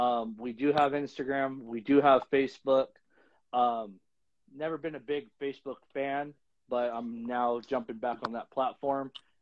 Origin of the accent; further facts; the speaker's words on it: Torrance, California, United States; now in Hemet, United States; owner of Goldenline Cresties. Born and raised in Torrance in L.A. I'm now resided in Hemet, California, about an hour and a half away.